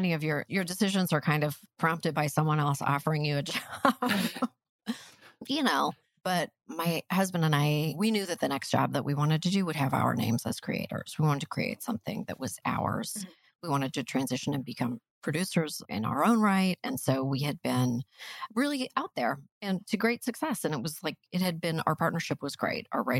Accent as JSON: {"language": "English", "country": "Canada", "said": "we're pragmatic Canadian people working in entertainment."}